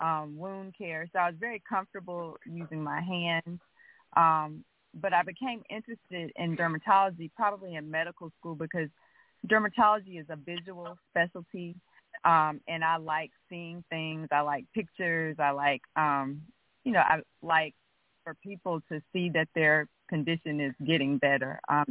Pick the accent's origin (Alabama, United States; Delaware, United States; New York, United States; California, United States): Alabama, United States; Montgomery; Yeah, so I grew up in Montgomery. I'm a native of Montgomery, and I received my bachelor's degree in biology medical studies at the University of Alabama